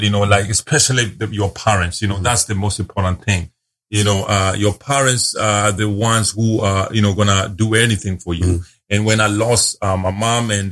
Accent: Nairobi, Kenya; also born or lived in Dubai / China; now in Dallas-Fort Worth, United States; I grew up in Nairobi, Kenya. So that's where I was born.

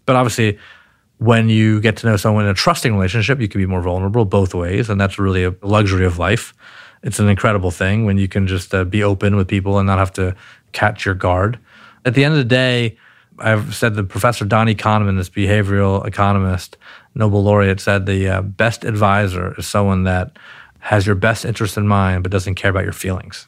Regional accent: Baltimore, Maryland, United States; also born or lived in Palo Alto, California / Pikesville, Maryland / Mount Washington, Baltimore; So we moved to, uh, to Baltimore, Maryland, and, uh, I grew up in a place called Pikesville for a while, then Mount Washington, and then I went to an inner city public high school in Baltimore

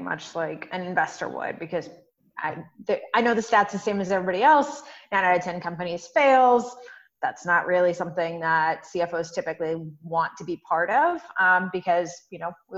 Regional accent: Humboldt County, Northern California, United States; middle of nowhere, a place called Humboldt County. We grow 60% of the weed in the U.S. is from there. So very popular place to be from right now. It's kind of this new cannabis economy. And so I grew up out there.

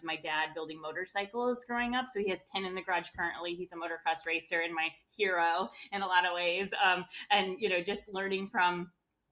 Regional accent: Midwest, United States; also born or lived in London, United Kingdom / New York, United States; now in Chicago, United States; that hard work ethic that you kind of do get from growing up in the Midwest

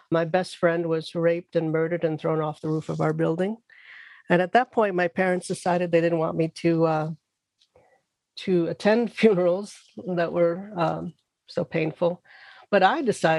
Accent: New York City, New York, United States; now in Irvington, United States; I grew up in the South Bronx

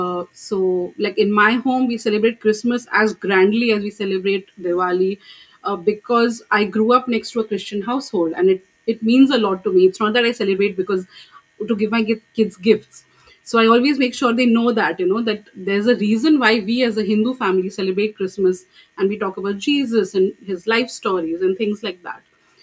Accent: Kuwait; So I said, I came from Kuwait, and this is like I'm, you know, coming here.

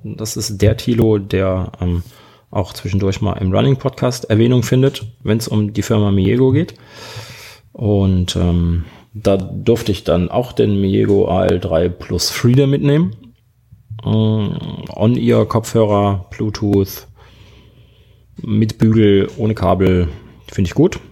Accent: Germany; wir Deutschen

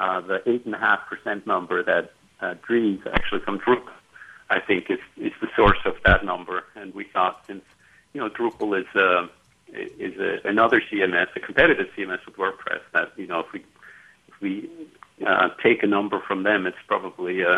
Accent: Switzerland; moved away as an adult; also born or lived in California; I grew up in Switzerland. And I moved to California when I was 19

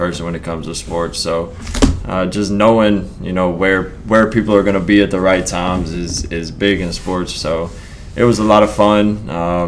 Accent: Arkansas, United States; it's what I knew, so it was normal to me, but probably not for everybody. I grew up in a town of 1,100 people.

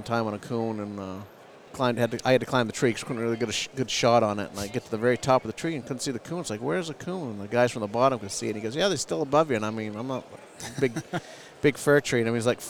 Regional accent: Searsport, Maine, United States; I'm from Searsport, Maine

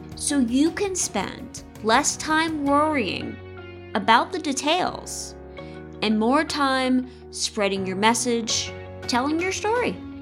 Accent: the South, United States; now in Iowa, United States; I grew up in the South

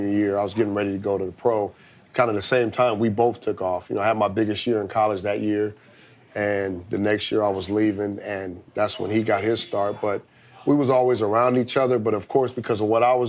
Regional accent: Long Beach, California, United States; the community where I grew up in Long Beach

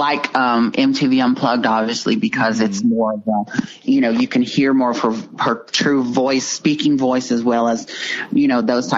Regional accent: Dallas, Texas, United States; I'm from Dallas, Texas

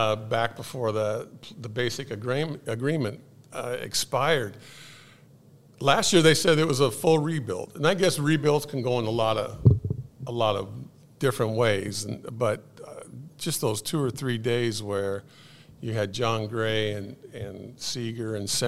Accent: Southern California, United States; moved away; my hometown in Southern California

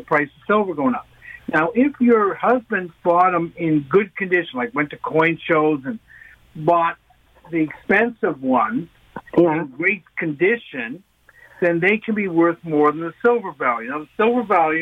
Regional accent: Canada; as a Canadian

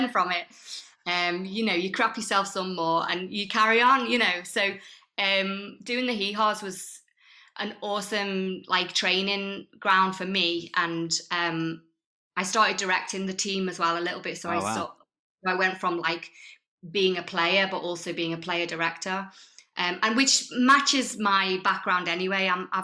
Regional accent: the Wirral, North West England, United Kingdom; moved away as an adult; also born or lived in London / Brighton; I was brought up on the Wirral, but I left the Wirral when I was aged about 19, 20, and then lived in London for 12 years

